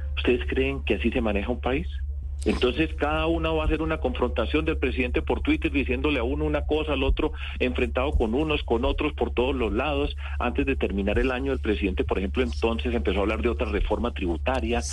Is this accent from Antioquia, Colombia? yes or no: yes; Antioquia, Colombia; Y yo vengo de Antioquia